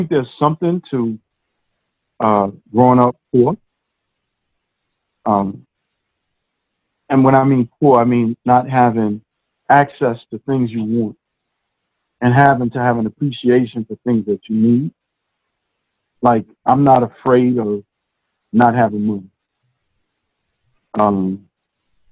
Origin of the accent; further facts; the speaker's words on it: New York City, New York, United States; about two blocks from where I grew up